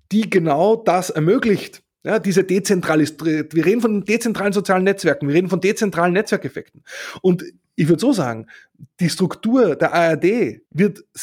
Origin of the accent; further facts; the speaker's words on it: Austria; also ich muss sagen, als Österreicher sowieso, ich habe lange überhaupt nicht geschnallt